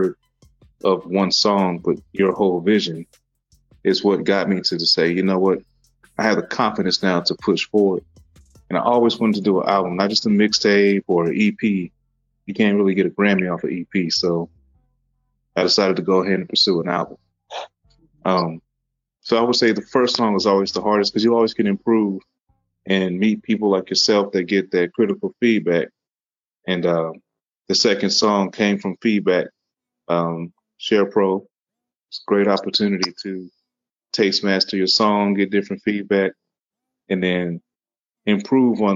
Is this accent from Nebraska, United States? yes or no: yes; Lincoln, Nebraska, United States; I was born in Lincoln, Nebraska.